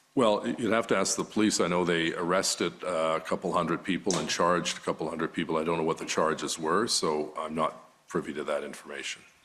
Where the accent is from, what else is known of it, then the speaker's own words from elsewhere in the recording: Quebec, Canada; now in Ottawa, Canada; growing up in Quebec